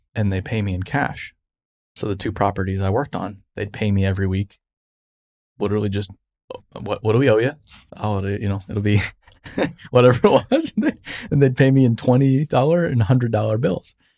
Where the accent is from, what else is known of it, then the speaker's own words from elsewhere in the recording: Arizona, United States; I grew up in Arizona